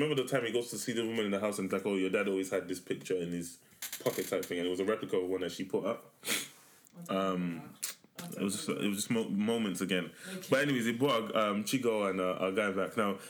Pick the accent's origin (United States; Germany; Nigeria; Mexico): Nigeria; just because we're Nigerian, wants to help us.